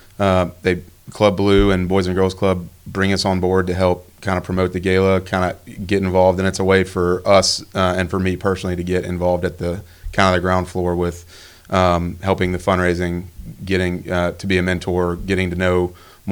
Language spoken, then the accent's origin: English; Baton Rouge, Louisiana, United States; I'm from Baton Rouge